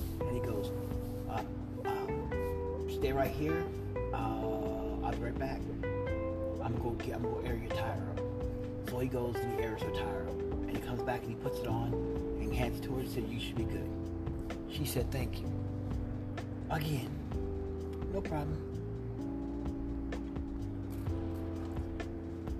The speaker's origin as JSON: {"language": "English", "region": "Midwest", "country": "United States", "moved": "yes", "lives_now": "California, United States", "said": "I'm from the Midwest, so I live in California now."}